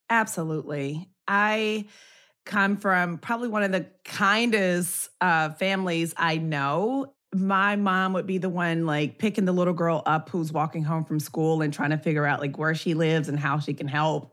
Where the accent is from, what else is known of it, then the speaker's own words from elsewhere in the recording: Memphis, Tennessee, United States; moved away; I'm from Memphis